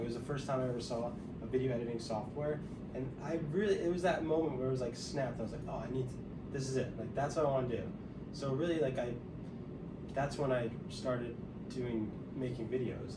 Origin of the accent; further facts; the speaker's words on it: New Jersey, United States; moved away as an adult; also born or lived in Kutztown, Pennsylvania; now in Las Vegas, United States; where I grew up in Central Jersey